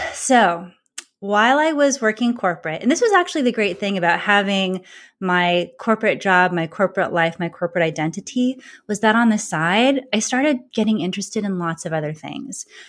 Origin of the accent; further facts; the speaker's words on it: California, United States; moved away as an adult; also born or lived in Boston, Massachusetts; I grew up in California. I went to college in California, and then I moved to Boston, Massachusetts